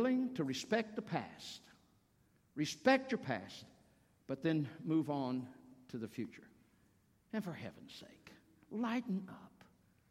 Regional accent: the South, United States; moved away as an adult; also born or lived in Virginia; now in Cincinnati area, United States; I'm from the South

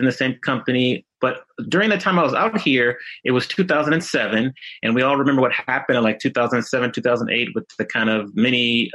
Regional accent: Washington, District of Columbia, United States; moved away as an adult; also born or lived in Atlanta / Chicago / Dallas / Miami; now in Los Angeles, United States; I grew up in the Washington, D.C. area. So I grew up there and went to school there.

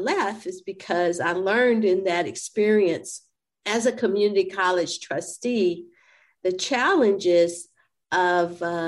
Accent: San Antonio, Texas, United States; I owned and operated my pharmacy in San Antonio, Texas, which is my hometown.

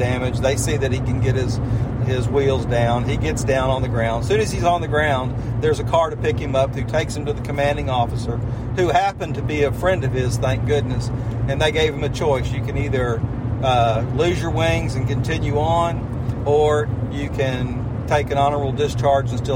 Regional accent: St. Simons Island, Georgia, United States; I grew up on St. Simons.

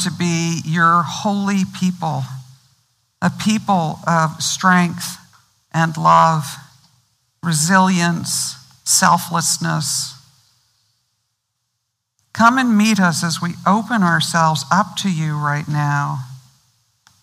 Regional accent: Missouri, United States; I grew up in Missouri.

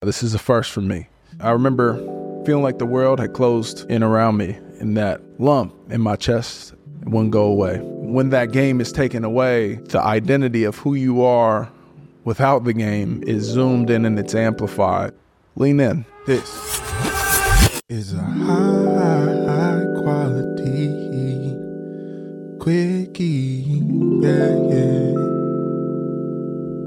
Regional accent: Portland, Oregon, United States; moved away as an adult; also born or lived in Berkeley, California / Stanford, California / Houston, Texas / Miami, Florida; born and raised in Portland, Oregon.

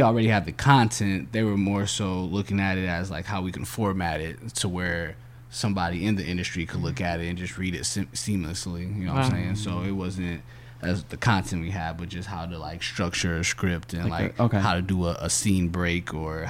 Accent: Minnesota, United States; I'm originally from Minnesota

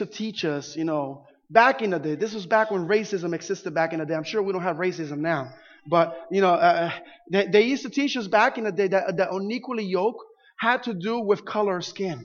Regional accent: Puerto Rico; now in Florida, United States; Growing up in Puerto Rico

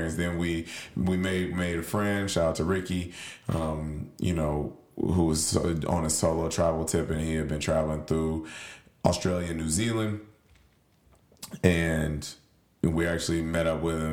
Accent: Nashville, Tennessee, United States; I'm from Nashville

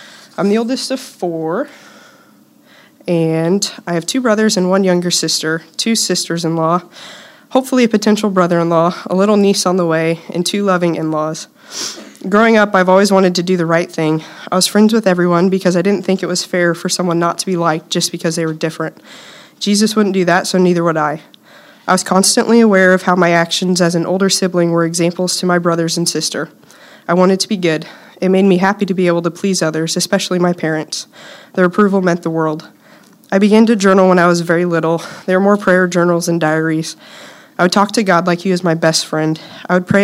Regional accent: Silver Lake, Kansas, United States; also born or lived in Topeka, Kansas; I was born here in Topeka, and I grew up in Silver Lake, which is about 8 miles or so from TBC.

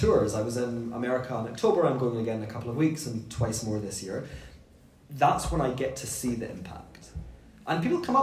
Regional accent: Scotland, United Kingdom; when we grew up in Scotland, we ate pomegranate

